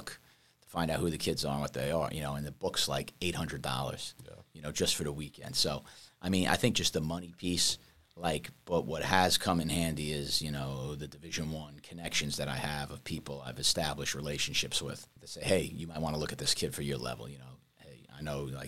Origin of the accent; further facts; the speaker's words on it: New York, United States; moved away as an adult; also born or lived in Queens / Florida; I'm from New York. Clearly, you can tell by my accent.